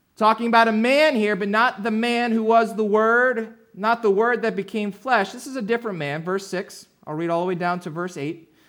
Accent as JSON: {"language": "English", "region": "New Jersey", "country": "United States", "tie": "born or raised there", "said": "I grew up down in, uh, South Jersey"}